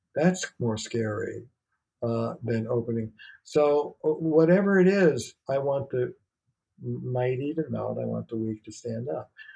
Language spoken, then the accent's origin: English; New York, United States; moved away as an adult; now in Boston, United States; I'm a New Yorker